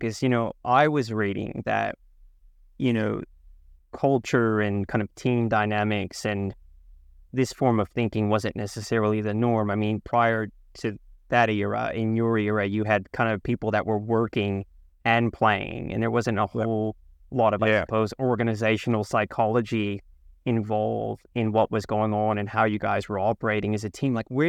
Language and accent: English; California, United States; Like, I grew up like Tammy in the Bay Area, and the Niners in the 80s and 90s were absolutely amazing.